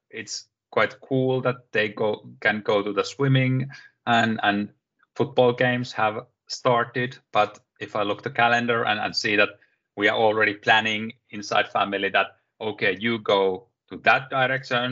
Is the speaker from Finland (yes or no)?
yes; Finland; I'm from Finland, self-employed